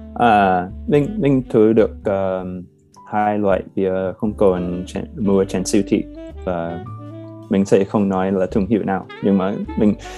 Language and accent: Vietnamese; United States; Vietnamese is a second language; moved away as an adult; now in Hanoi, Vietnam; ở gần Washington DC gần quê của mình